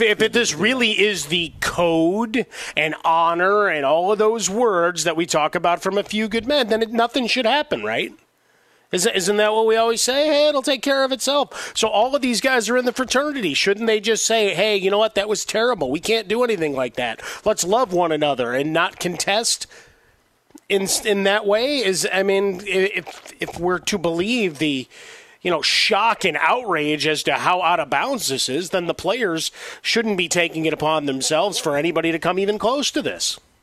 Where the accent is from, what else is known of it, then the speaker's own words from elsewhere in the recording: Chicago, Illinois, United States; my hometown